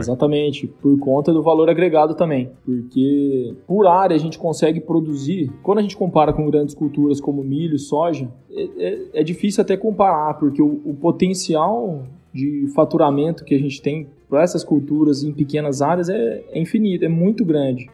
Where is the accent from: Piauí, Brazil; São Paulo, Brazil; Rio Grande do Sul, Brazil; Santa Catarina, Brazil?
São Paulo, Brazil; São José do Rio Preto; also born or lived in Viçosa, Minas Gerais / United States; sou do interior de São Paulo, noroeste paulista, aqui de São José do Rio Preto